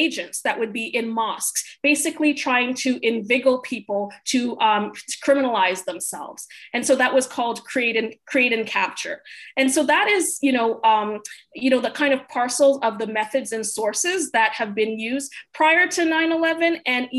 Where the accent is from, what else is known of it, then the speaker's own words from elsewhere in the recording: Canada; now in United States; I am Canadian